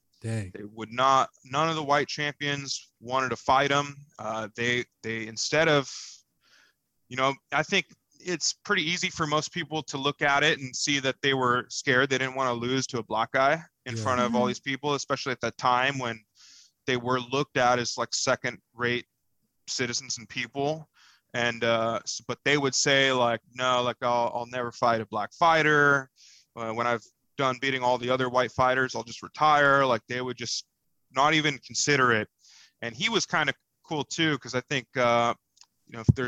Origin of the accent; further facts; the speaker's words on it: United States; we're American